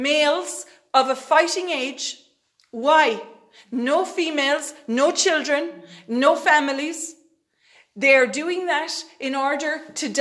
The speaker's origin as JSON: {"language": "English", "country": "Ireland", "said": "we're Irish people"}